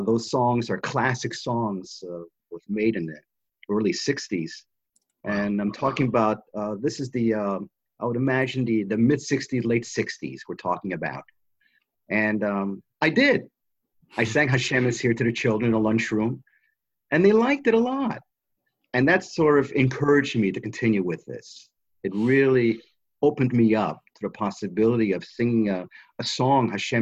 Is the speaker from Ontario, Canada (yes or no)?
yes; Toronto, Ontario, Canada; moved away; I'm from Toronto, Canada, originally, and I went to cheder there